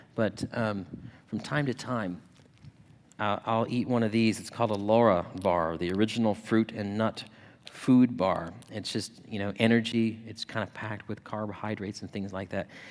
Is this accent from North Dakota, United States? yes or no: no; Yuma, Arizona, United States; now in Ohio, United States; my hometown of Yuma